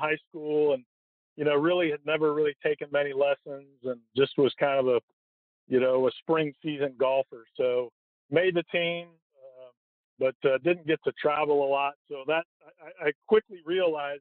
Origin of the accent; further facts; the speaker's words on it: Portland, Oregon, United States; I grew up in Portland, Oregon